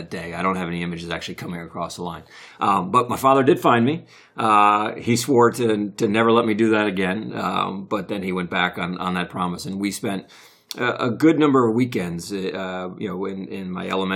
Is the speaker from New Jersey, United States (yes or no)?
yes; New Jersey, United States; I grew up in North Jersey